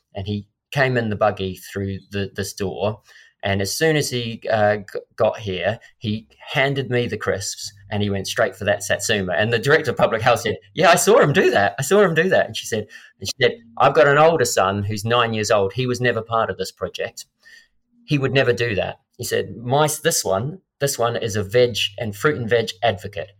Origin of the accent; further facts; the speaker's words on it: Christchurch, Canterbury, New Zealand; my hometown in Christchurch